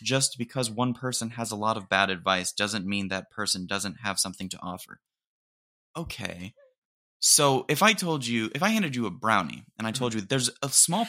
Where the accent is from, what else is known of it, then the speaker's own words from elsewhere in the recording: United Kingdom; Dude, I'm British.